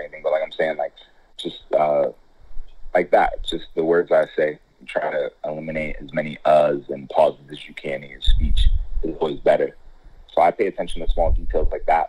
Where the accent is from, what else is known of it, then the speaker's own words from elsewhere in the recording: Midwest, United States; now in South Florida, United States; I come from the Midwest